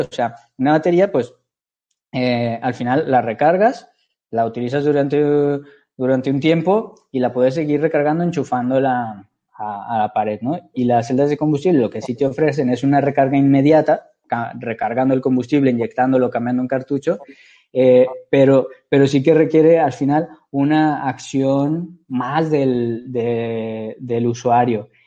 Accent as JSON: {"language": "Spanish", "town": "Guadalajara", "region": "Jalisco", "country": "Mexico", "also_born_or_lived": "Monterrey", "moved": "as an adult", "lives_now": "Barcelona, Spain", "said": "soy mexicano, soy, soy de Guadalajara"}